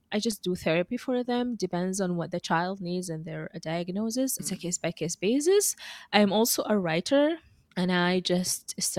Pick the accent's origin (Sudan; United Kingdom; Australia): Sudan; first language Russian; English is a second language; also born or lived in Moscow, Russia / Egypt / Yemen / Dubai, United Arab Emirates; now in Canada; So I am actually originally from Sudan. Both my parents are from there